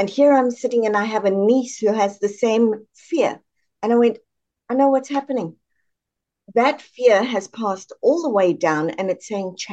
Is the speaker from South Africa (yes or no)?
yes; South Africa; moved away as an adult; Born and raised in South Africa, moved across here in about 96.